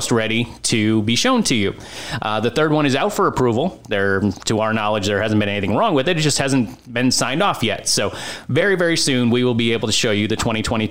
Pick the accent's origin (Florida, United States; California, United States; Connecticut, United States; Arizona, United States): Connecticut, United States; I'm from Connecticut. That's my home base right there